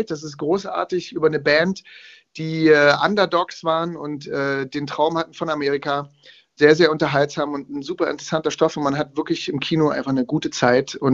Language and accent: German; East Germany, Germany; born there; weil ich bin im Ostteil von Deutschland geboren. Und da lief bei uns jetzt nicht unbedingt … zu Hause.